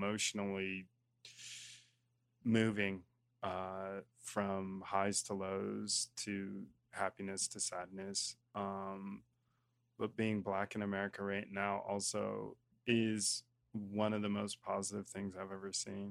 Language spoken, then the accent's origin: English; Colorado Springs, United States; moved away; I was born in Colorado Springs, Colorado. Grew up 15 minutes outside in a small town with a couple stoplights